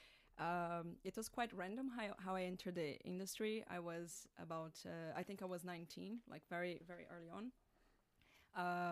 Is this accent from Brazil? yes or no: yes; Brazil; moved away; I'm from Brazil